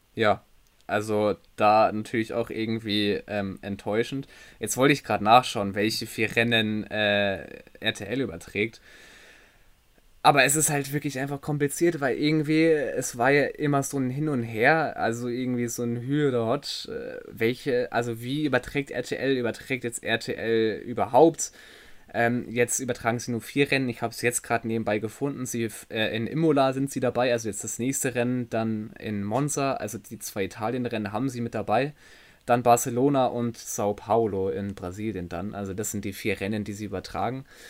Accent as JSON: {"language": "German", "country": "Germany"}